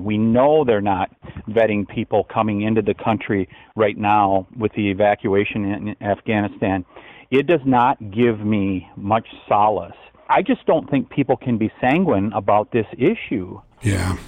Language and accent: English; Wisconsin, United States; my home state